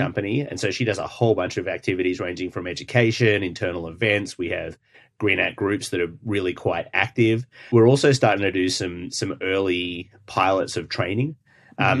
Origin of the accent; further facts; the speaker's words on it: Australia; moved away; I'm Australian